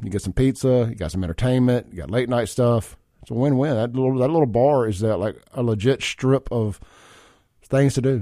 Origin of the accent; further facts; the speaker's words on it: Byram, Mississippi, United States; I grew up in South Jackson Byram, uh, Lake Ridgely out there in Byram when I was a kid